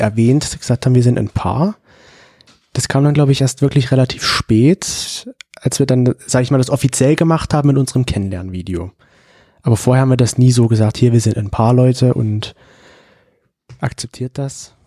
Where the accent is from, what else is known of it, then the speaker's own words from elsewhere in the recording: Leipzig, Saxony, Germany; now in Dresden, Germany; ich bin ja in Leipzig aufgewachsen, habe da auch gewohnt lange Zeit